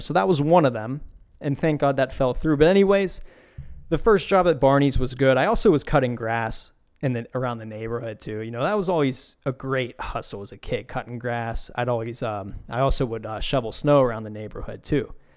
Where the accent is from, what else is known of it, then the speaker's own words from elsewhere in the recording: Beaver County, Pennsylvania, United States; where I grew up in Beaver County